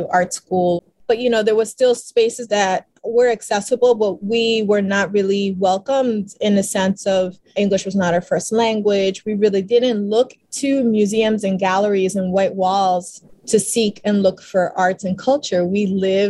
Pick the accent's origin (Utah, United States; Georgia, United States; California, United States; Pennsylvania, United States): Pennsylvania, United States; Philadelphia; accent: South Philly talk; I was born and raised in South Philly